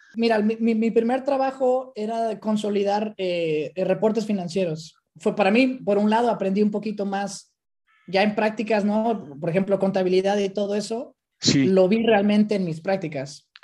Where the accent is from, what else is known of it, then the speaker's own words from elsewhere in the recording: Mexico; moved away as an adult; now in Amsterdam, Netherlands; como mexicano, ¿no? Sí. Venimos con esa cultura